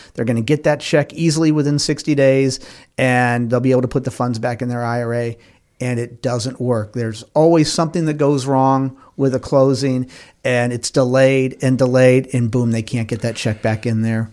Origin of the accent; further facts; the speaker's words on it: Winston-Salem, North Carolina, United States; Winston-Salem, my hometown here.